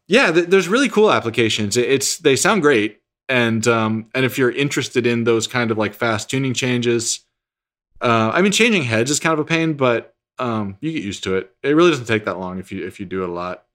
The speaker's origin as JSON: {"language": "English", "region": "New Hampshire", "country": "United States", "tie": "born or raised there", "also_born_or_lived": "Texas", "said": "I was born in Texas, was there until, I think I was nine. We, my family moved to New Hampshire"}